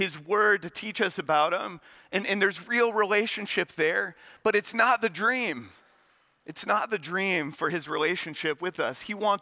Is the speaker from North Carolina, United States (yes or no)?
yes; Charlotte, North Carolina, United States; also born or lived in West Point; I'm from Charlotte